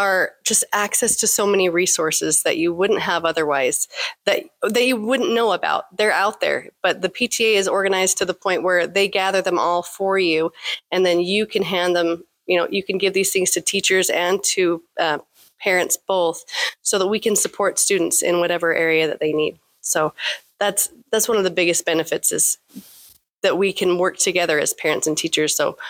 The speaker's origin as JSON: {"language": "English", "town": "Tremont", "country": "United States", "said": "So, I'm from Tremont, and I got into this."}